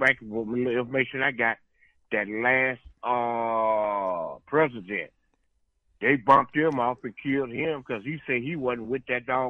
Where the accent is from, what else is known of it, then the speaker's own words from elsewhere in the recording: South Florida, United States; I grew up down in South Florida